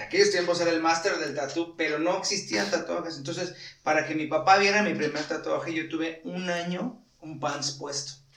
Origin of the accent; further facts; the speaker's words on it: Morelos, Mexico; como mexicano como morelense